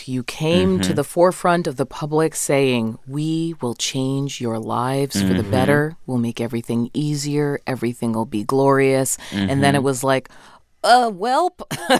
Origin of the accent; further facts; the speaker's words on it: Massachusetts, United States; I'm from Massachusetts.